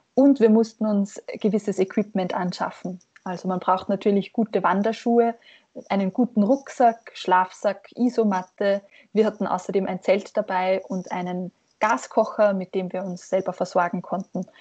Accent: Hafnerbach, Lower Austria, Austria; von meinem Heimatort Hafnerbach in Niederösterreich

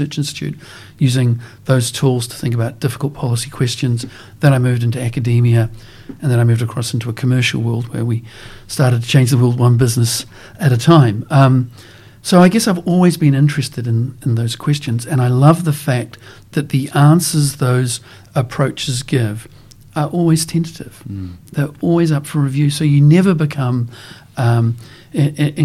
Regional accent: New Zealand; growing up in New Zealand, being exposed to Maori culture

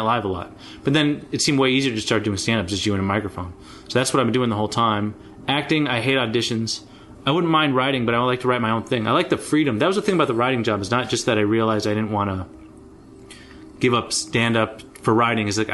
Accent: Los Angeles, California, United States; also born or lived in Berkeley / San Francisco; I grew up in Los Angeles, and I went to Berkeley, UC Berkeley

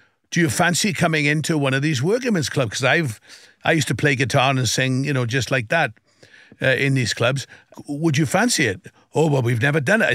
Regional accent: South Wales, United Kingdom; growing up in Wales, you know, I would sing, first of all, in school

